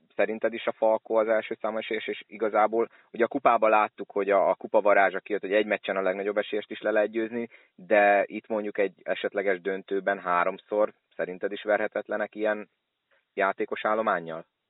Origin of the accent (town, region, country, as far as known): Szolnok, Jász-Nagykun-Szolnok, Hungary